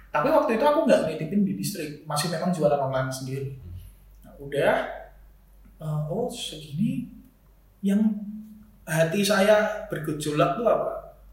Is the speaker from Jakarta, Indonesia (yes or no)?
no; Semarang, Central Java, Indonesia; saya tuh dari Semarang